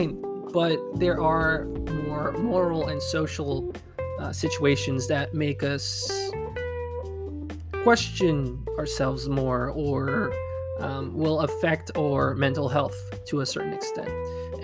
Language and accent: English; Quebec, Canada; I'm from Quebec in Canada, and the way things work here are different